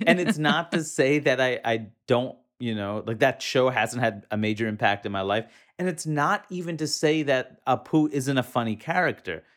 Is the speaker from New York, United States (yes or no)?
yes; New York City, New York, United States; moved away; growing up in, in New York City, in Queens, New York